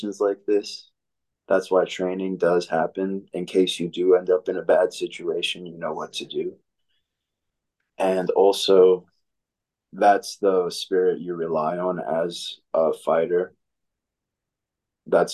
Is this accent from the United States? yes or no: yes; New York City, New York, United States; moved away as an adult; also born or lived in Dominican Republic / Long Island / Florida; I'm from the Dominican Republic. I grew up in New York City